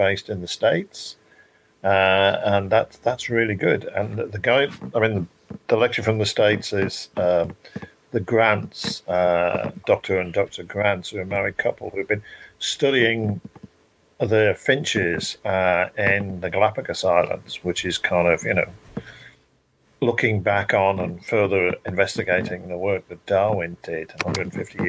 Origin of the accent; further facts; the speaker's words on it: Shropshire, West Midlands, United Kingdom; moved away; I come from Shropshire originally, and I moved back to Shropshire